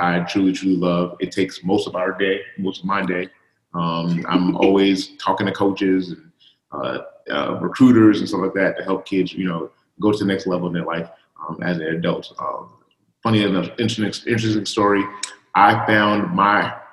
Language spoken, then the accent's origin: English; New York City, New York, United States; I grew up in Coney Island